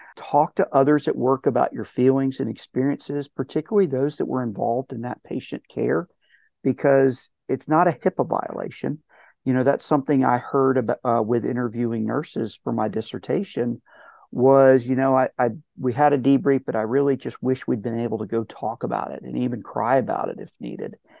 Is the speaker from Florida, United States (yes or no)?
yes; Palm Beach County, Florida, United States; moved away; also born or lived in Tennessee; I'm from Palm Beach County